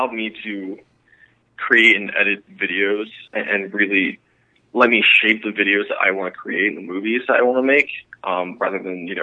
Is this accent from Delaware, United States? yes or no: yes; Delaware, United States; now in Los Angeles, United States; I was born in Delaware originally